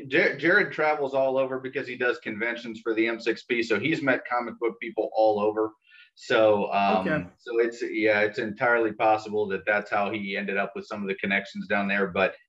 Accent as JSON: {"language": "English", "area": "north of Dayton", "region": "Ohio", "country": "United States", "said": "I actually live right up here just north of Dayton, Ohio."}